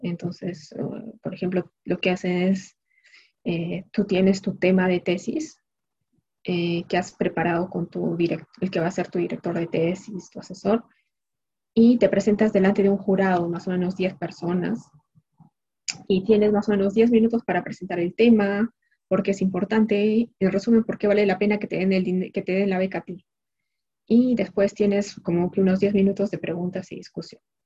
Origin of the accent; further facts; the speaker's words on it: Peru; moved away as an adult; now in France; nosotros como peruanos